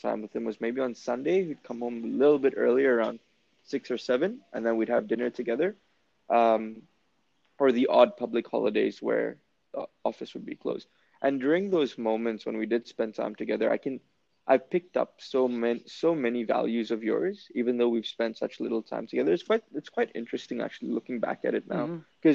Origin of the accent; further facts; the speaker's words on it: Jakarta, Indonesia; growing up in Jakarta